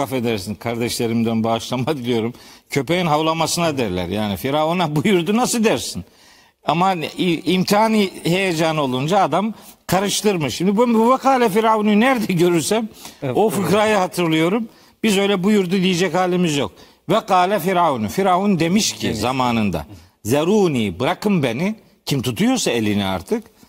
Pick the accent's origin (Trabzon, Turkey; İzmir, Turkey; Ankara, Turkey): Trabzon, Turkey; bizim Trabzonluların bir fıkrası var